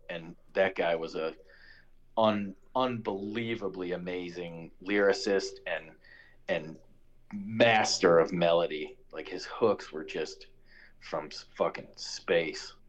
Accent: Chicago, Illinois, United States; moved away as an adult; now in Costa Rica; I was born and raised in Chicago

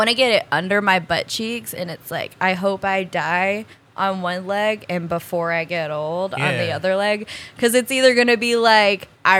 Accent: Colorado Springs, Colorado, United States; born there; The Air Force and I was born in Colorado Springs.

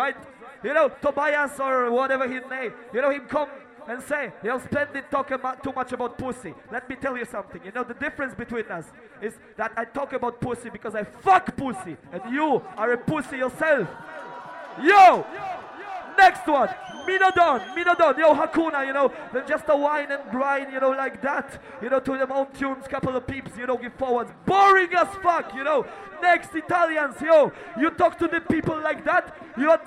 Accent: Poland; we come from Poland

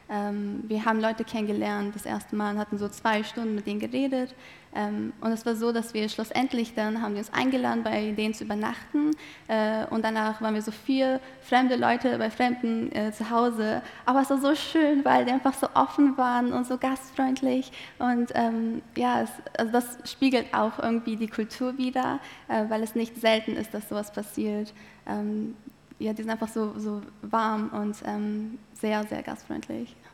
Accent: Malatya, Turkey; also born or lived in Adana; now in Germany; also ich bin in Adana geboren, in Malatya aufgewachsen. Das sind zwei Städte im Osten der Türkei.

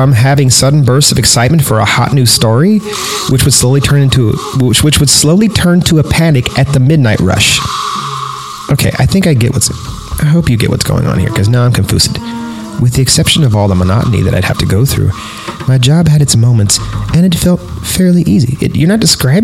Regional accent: Fresno, California, United States; I went to Bullard High School in Fresno, California

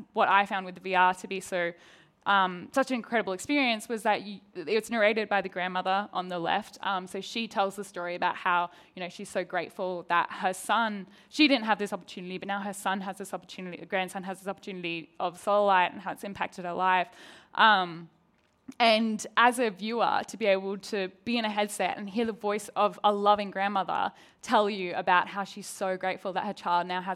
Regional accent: Australia; accent: Australian; I'm an Australian accent with an American crew

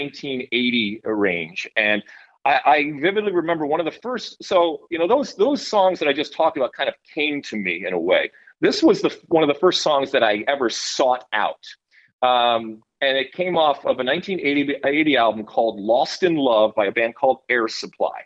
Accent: Detroit, Michigan, United States; also born or lived in Athens, Greece; I grew up in Detroit, and I grew up going back and forth between Detroit and Athens, Greece

